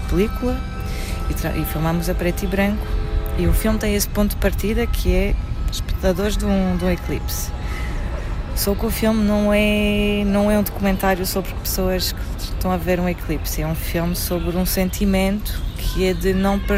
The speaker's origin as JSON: {"language": "Portuguese", "country": "France", "tie": "born or raised there", "moved": "yes", "lives_now": "Portugal", "said": "Eu vivi, cresci em França e em 2015 uh, eh, instalei-me aqui em Portugal."}